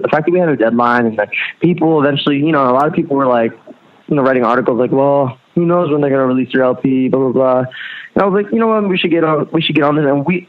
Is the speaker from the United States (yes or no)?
yes; Pennsylvania, United States; also born or lived in Rhode Island; No, I was born in Lehigh Valley, which is an hour north of Philly. I spent like my entire childhood there.